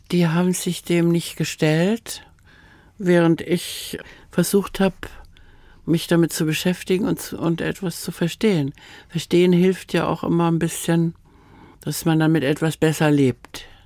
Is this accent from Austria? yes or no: yes; Austria; accent: Austrian; first language Austrian German; Ich weiß, meine Mutter hat mir erzählt, dass meine erste Sprache, ich habe Österreichisch gesprochen.